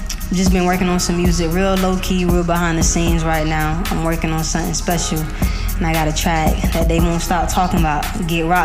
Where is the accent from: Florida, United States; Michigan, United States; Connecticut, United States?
Florida, United States; Miami; I am from Miami. So I got a rep home team.